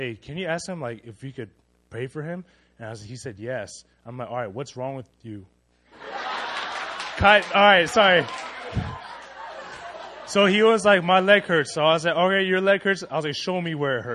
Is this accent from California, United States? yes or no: yes; California, United States; we're from California, so we speak Spanish